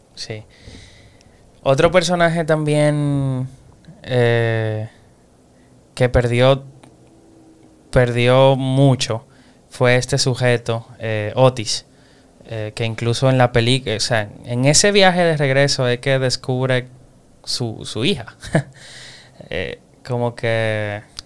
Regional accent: Dominican Republic; nosotros somos dominicanos

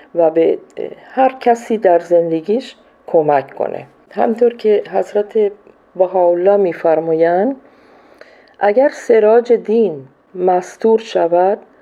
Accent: Iran; moved away as an adult; also born or lived in Colombia / Peru; now in Ecuador; من از سال 76 از ایران بیرون اومدم و رفتم کلمبیا بعد از اون رفتم پرو بعدش هم اکوادور هستم

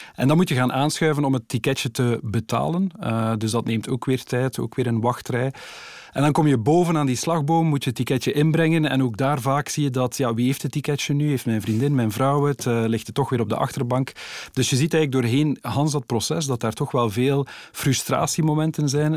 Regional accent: Ghent area, Flanders, Belgium; ik kom uit het Gentse

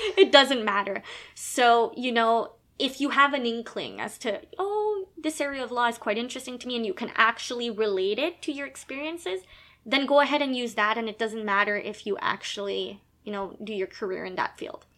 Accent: Quebec, Canada; now in Ontario, Canada; I was born in Canada, born in Quebec

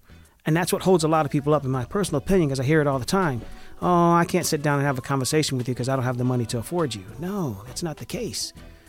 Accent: Valdosta, Georgia, United States; I'm from a small country town called Valdosta. It's right there on the Florida-Georgia border.

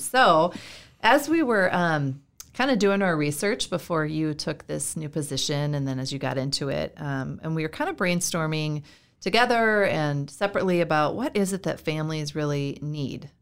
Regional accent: Iowa, United States; moved away as an adult; also born or lived in California / Florida / North Carolina; now in Minnesota, United States; I'm from Iowa. Uh, I was born and raised there

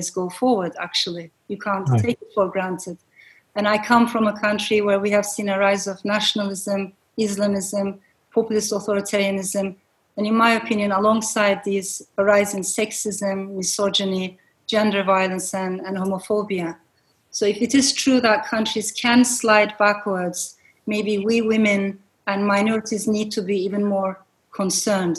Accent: Turkey; I come from Turkey

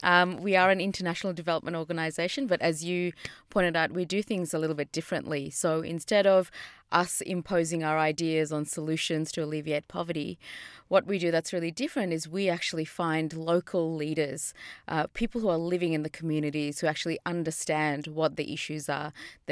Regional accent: India; now in Australia; You know, I'm from India, and my parents are from really poor part of India. So I've seen poverty from the day I was born.

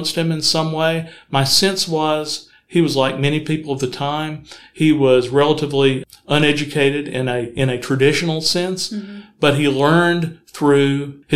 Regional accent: Huntsville, Alabama, United States; I grew up in Huntsville, graduated from high school there

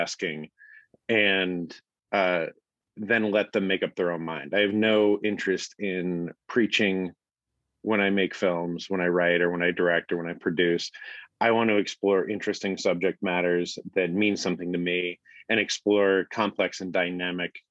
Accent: Phoenix, Arizona, United States; moved away as an adult; now in Los Angeles, United States; I'm from Phoenix, Arizona. And so I grew up

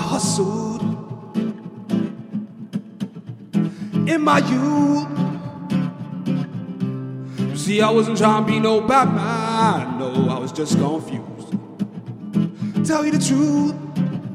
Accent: Walthamstow, London, United Kingdom; I grew up in Walthamstow, down the road.

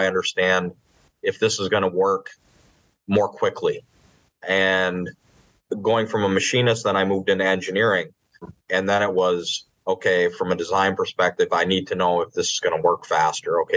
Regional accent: Upper Peninsula of Michigan, United States; moved away as an adult; also born or lived in Peshtigo, Wisconsin; now in Atlanta, United States; I grew up in the Upper Peninsula of Michigan

